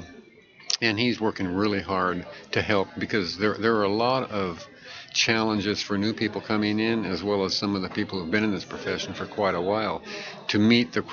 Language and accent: English; Eugene, Oregon, United States; I'm from Eugene, Oregon.